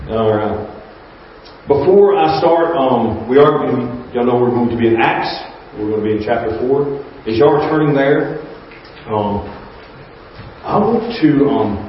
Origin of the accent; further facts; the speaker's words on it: North Alabama, United States; moved away as an adult; now in Arizona, United States; I grew up in North Alabama, a very small town, smaller than Pine